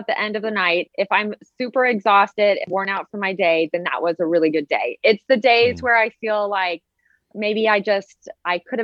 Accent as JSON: {"language": "English", "region": "Southern California", "country": "United States", "tie": "born or raised there", "said": "I grew up in Southern California"}